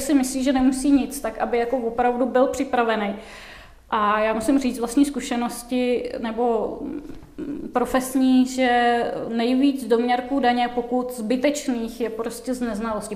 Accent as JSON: {"language": "Czech", "country": "Czechia", "said": "někde na vesnici v jeho českém kraji, tak odkud pocházím"}